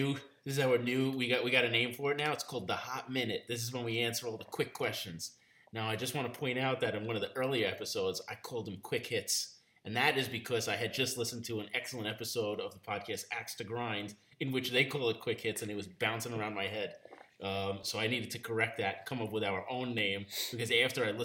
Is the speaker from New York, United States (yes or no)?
yes; New York, United States; I grew up in New York